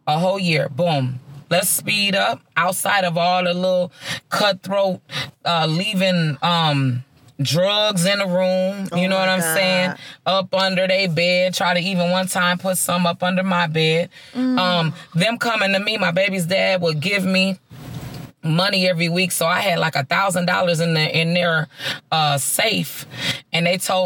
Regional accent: Minnesota, United States; I'm from Minnesota, mm-hmm. born and raised, real true Minnesota girl at heart

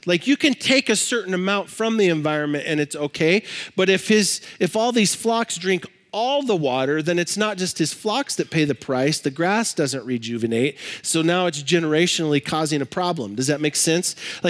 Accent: Libby, Montana, United States; I grew up in Libby, Montana. If you know anything about Libby, Montana, you know it's the asbestos capital of the world.

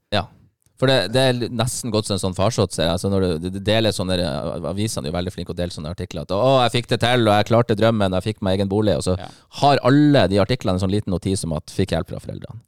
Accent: Bergen, Vestland, Norway; moved away as an adult; now in Bodø, Norway; Jeg er bergenser

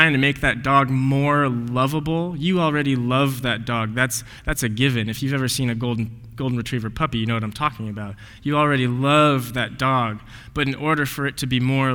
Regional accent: Highlands Ranch, Colorado, United States; moved away as an adult; also born or lived in Denver, Colorado; I was born in Denver, Colorado. It's not just south of here. It's a little bit west of here, about 1,300 miles, and grew up in a pretty affluent community. It's this town called Highlands Ranch, Colorado

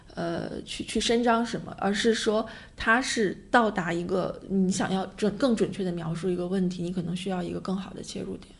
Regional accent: Beijing, China; 我从小就在北京生活，然后毕业、工作、结婚、生孩子

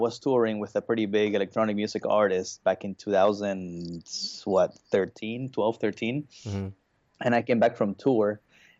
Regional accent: Bolivia; also born or lived in Brazil; I was born in Brazil, but I was raised in Bolivia. So, and in Bolivia, motocross is pretty huge.

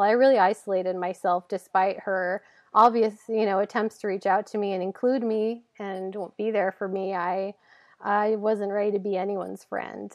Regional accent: Hillsboro, Oregon, United States; I grew up in Hillsborough, which is a, a suburb of, of Portland

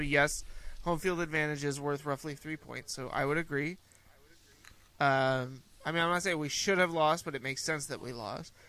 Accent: California, United States; a guy that grew up outside of the South, right, or the Southeast, growing up in California

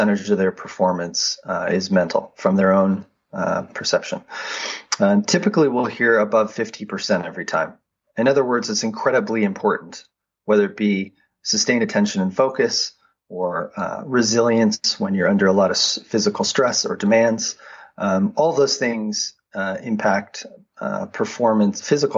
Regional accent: Boulder, Colorado, United States; I grew up in Boulder, Colorado, worked my way up to an elite level in cycling

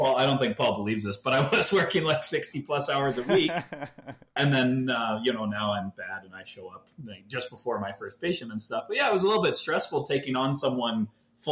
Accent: Edmonton, Alberta, Canada; also born or lived in Calgary, Canada; now in Cochrane, Canada; I grew up in Edmonton

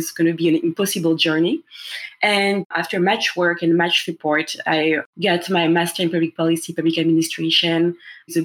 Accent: Paris, Île-de-France, France; English is a second language; moved away; as you can hear by my accent, and as you know, Phil, I'm from France originally. I was born and raised in Paris

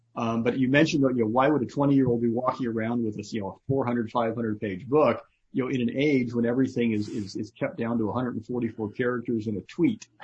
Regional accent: United States; I'm an American

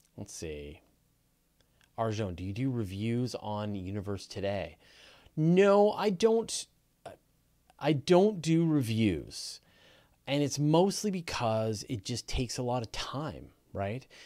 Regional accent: Canada; accent: Canadian; we as Canadians, uh, we say words differently than Americans

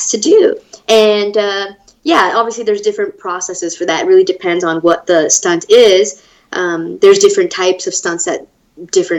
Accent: Los Angeles, California, United States; I grew up in Los Angeles, and I was born and raised, actually, in L.A. County

